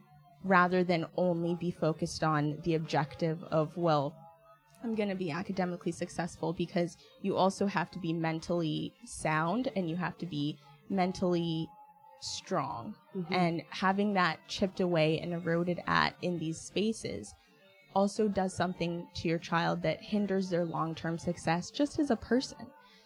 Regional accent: Kenya; moved away; And it put me in this very nuanced intersection as not only an African immigrant, but as a Kenyan immigrant specifically

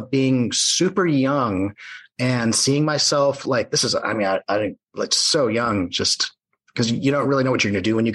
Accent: San Diego, California, United States; also born or lived in Ohio / Los Angeles; I grew up in North County, San Diego

